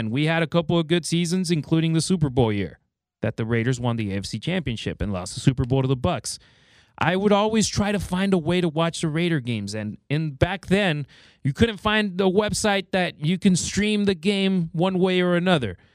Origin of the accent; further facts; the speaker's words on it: Mexico; So she took us to Mexico, and I grew up in Mexico. I lived out there for 12 years.